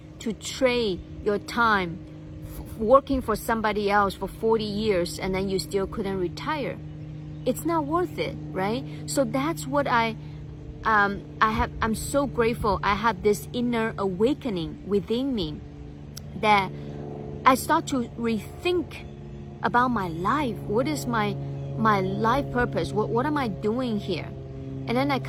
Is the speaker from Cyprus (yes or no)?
no; China; When I grew up in China